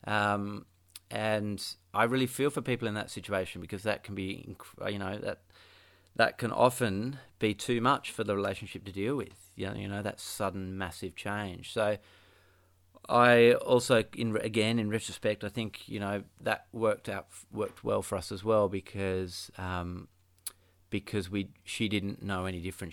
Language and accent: English; Perth, Western Australia, Australia; now in Ocean Grove, Australia; I grew up in Perth